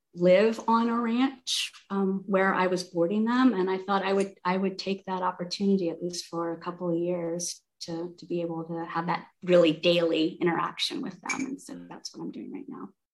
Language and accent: English; South Carolina, United States; moved away as an adult; also born or lived in Bay Area, California / Portland, Oregon / San Jose, California; now in Santa Barbara, United States; I'm from South Carolina originally.